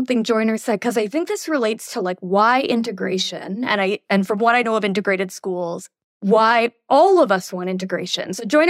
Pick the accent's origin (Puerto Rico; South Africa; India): India; I'm Indian, so I'm going to use me. Imagine we did that to Indian immigrants, kids.